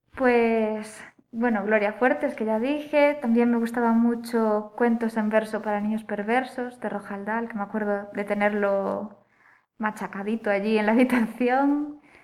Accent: Oia, Galicia, Spain; also born or lived in Vigo; now in Tui, Spain; yo nací en Vigo, pero siempre digo que me crié más bien en Santa María de Olla

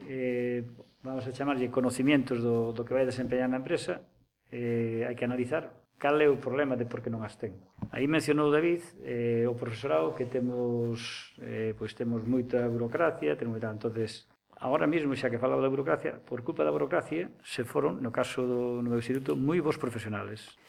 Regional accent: Pontevedra, Galicia, Spain; eu son de Pontevedra

